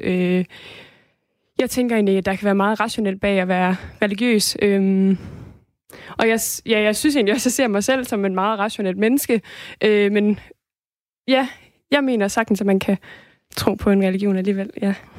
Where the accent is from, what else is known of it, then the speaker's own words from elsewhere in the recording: Denmark; jeg er dansker